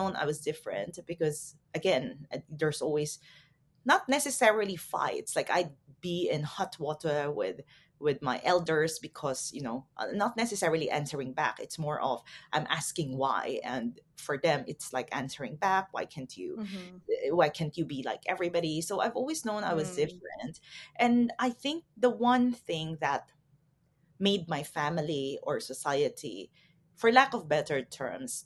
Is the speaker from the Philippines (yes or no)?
yes; Philippines; also born or lived in Taiwan; I'm Filipina, and growing up in the Philippines, it's a very conservative culture